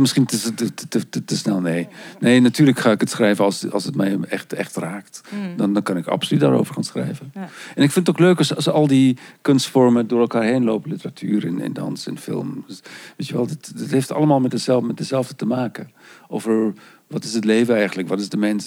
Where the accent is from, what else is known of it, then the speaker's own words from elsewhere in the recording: South Africa; moved away; Want zo ben ik opgegroeid. Ik kom oorspronkelijk uit Zuid-Afrika